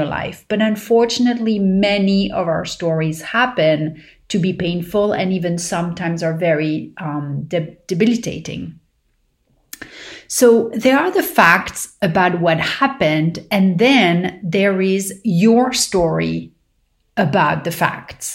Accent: Paris, Île-de-France, France; growing up in Paris

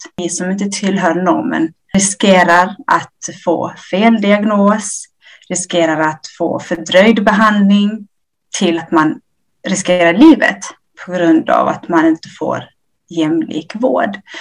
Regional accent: Ethiopia; now in Sweden; jag är från Etiopien. Vi eh, kom till Sverige 1990.

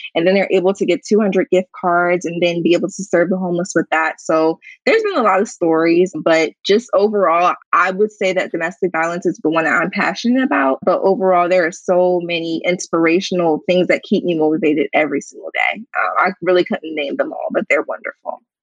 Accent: Harrisburg, Pennsylvania, United States; my hometown in Harrisburg

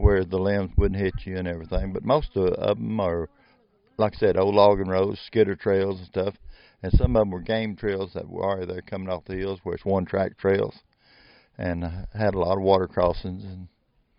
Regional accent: Des Arc, Arkansas, United States; I grew up around Dazarka in the flat country

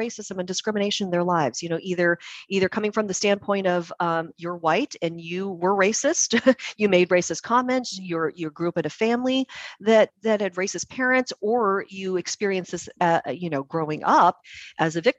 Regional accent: Puyallup, Washington, United States; I was born and raised in Puyallup, which is a very, very white community.

